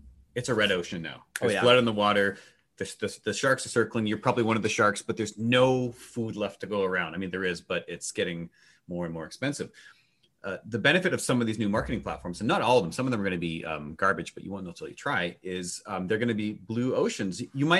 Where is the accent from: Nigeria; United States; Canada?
Canada; We're Canadian, and I think that we just think that everyone's out.